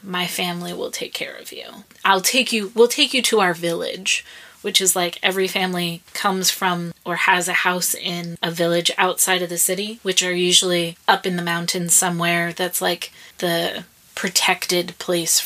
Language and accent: English; United States; now in Iraq; being an American